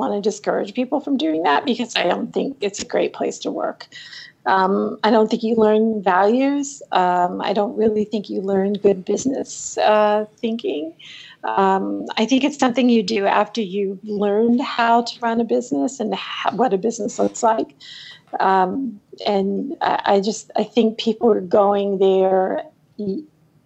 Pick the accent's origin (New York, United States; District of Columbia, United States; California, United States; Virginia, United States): District of Columbia, United States; Washington; also born or lived in Alaska; I moved to Washington, D.C. and grew up with a government academic point of view